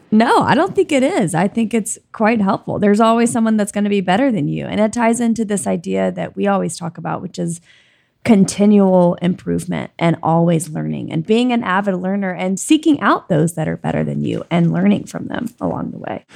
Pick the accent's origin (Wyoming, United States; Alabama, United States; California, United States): Alabama, United States; I'm from Alabama